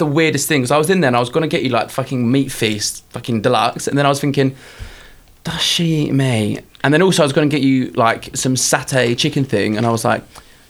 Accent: London, United Kingdom; also born or lived in Kent; I'm from, like southeast London, like Kent kind of area.

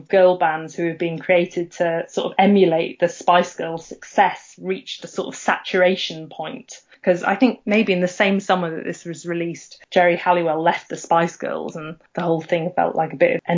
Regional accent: Anglesey, North Wales, United Kingdom; moved away as an adult; also born or lived in London; I was growing up on Anglesey

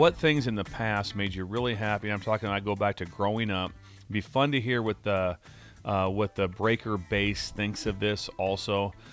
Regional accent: Pender, Nebraska, United States; the small town I grew up in Pender

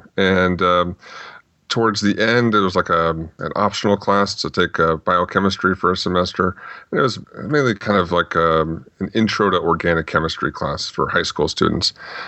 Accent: Phoenix, Arizona, United States; Well, I grew up mostly in the Phoenix, Arizona area. Before that, my dad was in the Air Force, so we bounced around a little bit. But then finally settled down here.

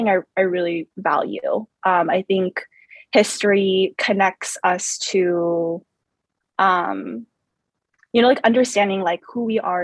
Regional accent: Southern California, United States; first language Vietnamese; English is a second language; I was born in the States. Both my parents came from Vietnam. I grew up in a suburb outside the 626 area

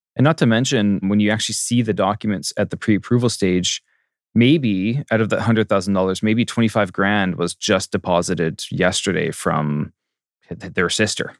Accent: Port Coquitlam, British Columbia, Canada; born or raised there; also born or lived in Maple Ridge / Masset, Haida Gwaii / Ottawa / Baltimore, Maryland

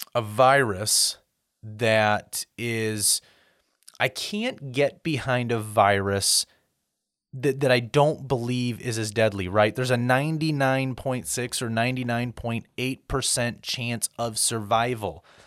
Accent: United States; I'm an American

